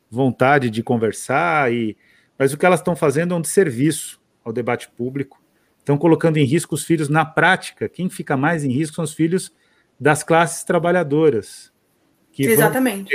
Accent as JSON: {"language": "Portuguese", "region": "São Paulo", "country": "Brazil", "said": "Eu falo porta também, sou paulistana."}